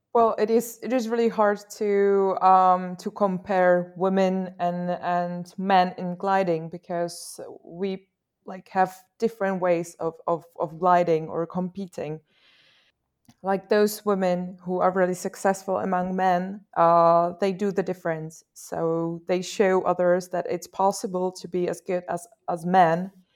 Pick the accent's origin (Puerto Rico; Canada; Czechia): Czechia; I'm from the Czech Republic